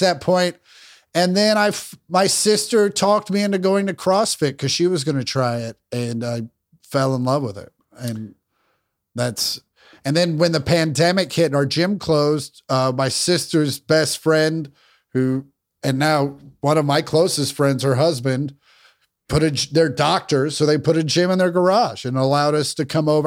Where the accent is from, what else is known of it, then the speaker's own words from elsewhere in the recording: Kansas, United States; I grew up in Kansas